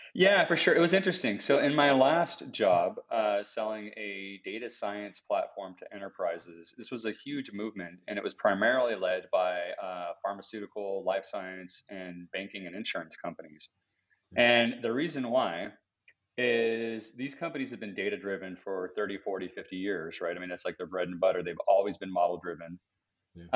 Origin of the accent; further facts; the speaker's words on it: United States; as an American shopper